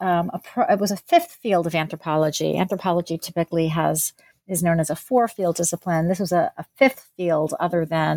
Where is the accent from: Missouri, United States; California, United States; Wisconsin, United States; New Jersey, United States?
New Jersey, United States; also born or lived in Pennsylvania; I was born in New Jersey and grew up there and in Pennsylvania.